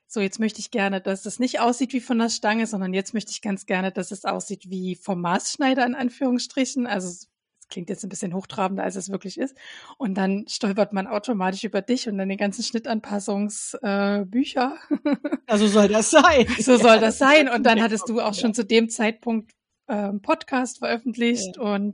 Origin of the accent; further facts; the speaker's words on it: Saxony, Germany; Ich bin ja, komme ja ursprünglich aus Sachsen